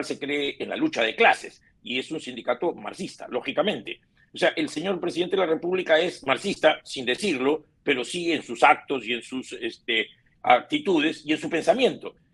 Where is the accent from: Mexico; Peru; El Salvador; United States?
Peru; San Isidro, Lima; los vecinos de San Isidro, como todas partes del Perú, somos peruanos trabajadores eh, muy esforzados